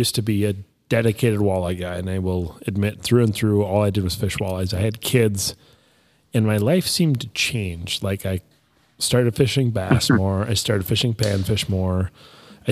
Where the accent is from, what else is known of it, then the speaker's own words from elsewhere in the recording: Brainerd Lakes area, Minnesota, United States; I grew up in the Brainerd Lakes area as a kid in the summertime